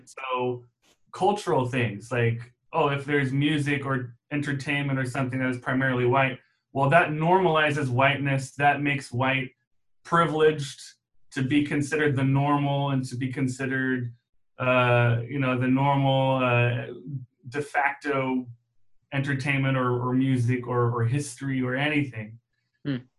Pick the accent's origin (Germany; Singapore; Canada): Germany; moved away; I grew up in Germany